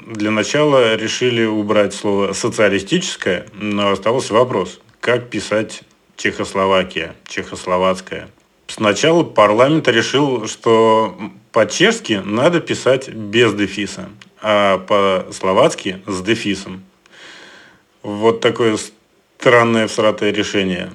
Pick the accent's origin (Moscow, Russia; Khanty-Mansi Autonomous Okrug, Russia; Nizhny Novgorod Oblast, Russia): Moscow, Russia; я москвич